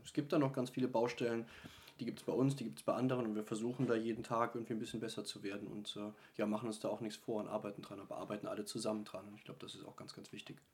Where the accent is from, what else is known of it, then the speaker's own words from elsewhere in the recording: Eifel, Germany; Ich stamme aus, äh, aus der Eifel